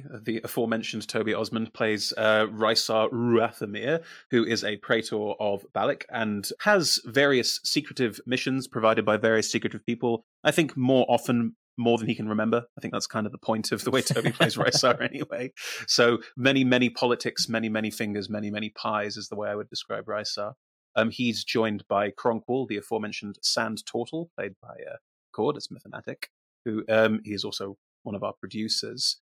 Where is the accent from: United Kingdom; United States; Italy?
United Kingdom; I am the Brit. I am the resident Brit.